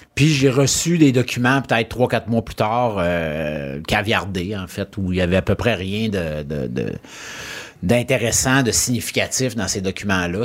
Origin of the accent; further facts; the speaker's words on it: Lac-Saint-Joseph, Quebec, Canada; also born or lived in Chicoutimi / Charlesbourg; J'ai eu une super belle enfance sur le bord d'un lac, euh, entouré de montagnes